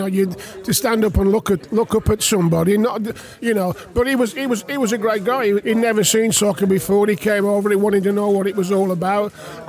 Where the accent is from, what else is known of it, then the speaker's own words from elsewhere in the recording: West Bromwich, West Midlands, United Kingdom; moved away as an adult; I was born in West Brom.